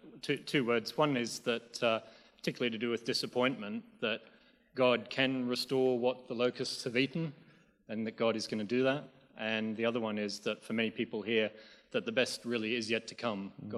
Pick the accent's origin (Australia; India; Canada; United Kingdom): Australia; from Australia.